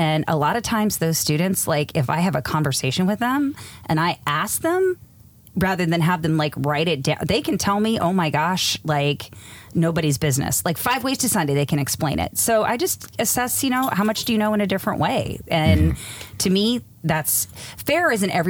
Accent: East Coast, United States; moved away as an adult; now in San Diego, United States; I grew up on the East Coast, which is why I talk the way that I do. And when we moved out to San Diego in 2004, I said, listen, 2 years, that's it.

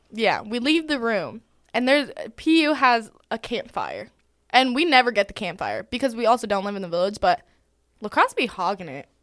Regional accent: Arizona, United States; moved away as an adult; now in Georgia, United States; I'm actually from Arizona

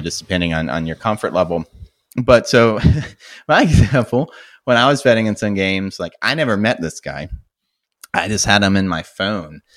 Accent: United States; as an American

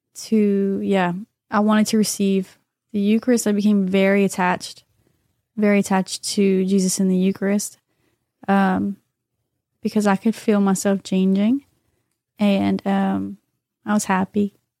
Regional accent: New Iberia, Louisiana, United States; I'm from New Iberia

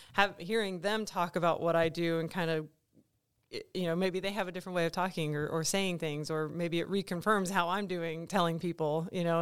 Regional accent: East Coast, United States; moved away as an adult; also born or lived in Colorado / New Mexico; now in Kansas, United States; I'm originally from the East Coast

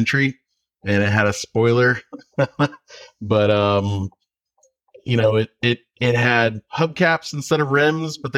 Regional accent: Effingham, Illinois, United States; now in Aldie, United States; I am originally from Effingham, Illinois, small town in rural Illinois

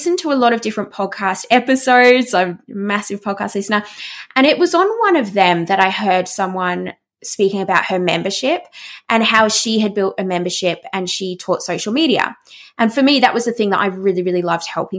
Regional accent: Australia; I'm Australian, I'm not American

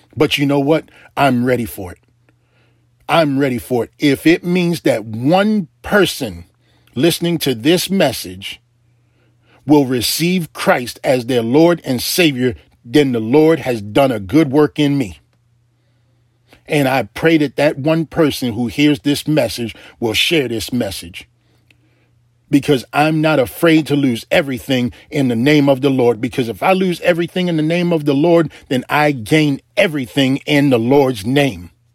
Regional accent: Baltimore, Maryland, United States; when I was a little boy growing up in Baltimore, Maryland

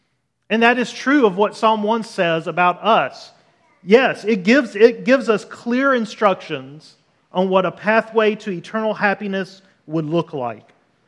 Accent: Deep South, United States; also born or lived in Los Angeles; So we lived 5 to 6 years in California. We're both from the Deep South, lived in Los Angeles.

